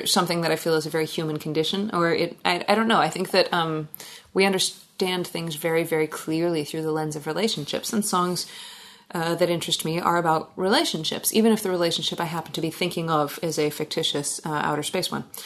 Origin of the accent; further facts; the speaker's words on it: Gig Harbor, Washington, United States; moved away as an adult; now in Alaska, United States; I grew up in Gig Harbor and I moved up to Alaska in 2003